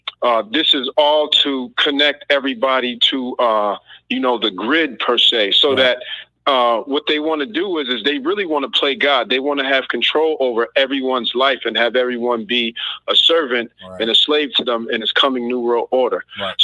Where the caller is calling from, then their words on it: Massachusetts, United States; I'm calling from Massachusetts.